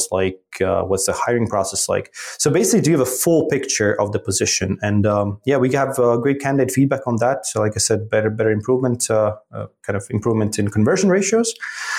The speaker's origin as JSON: {"language": "English", "region": "Riga", "country": "Latvia", "tie": "born or raised there", "also_born_or_lived": "Philadelphia, United States / New York, United States / West Africa / Middle East", "moved": "as an adult", "said": "Born and raised in Riga, Latvia"}